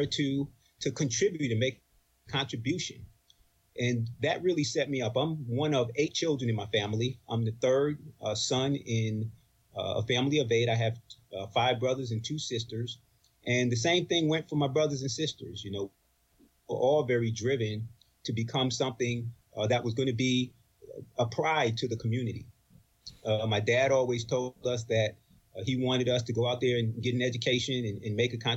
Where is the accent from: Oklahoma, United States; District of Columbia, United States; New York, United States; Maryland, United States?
New York, United States; Roosevelt; also born or lived in Bronx, New York; I grew up in New York, Long Island, and my family history is from the Bronx primarily. My dad moved us to Long Island in 63, and that's where I grew up.